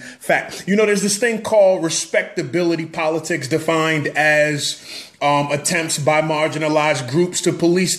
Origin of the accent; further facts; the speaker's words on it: New York, United States; I'm from New York.